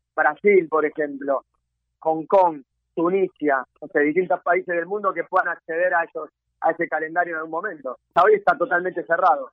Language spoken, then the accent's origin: Spanish; Argentina; somos un, un país inmigrante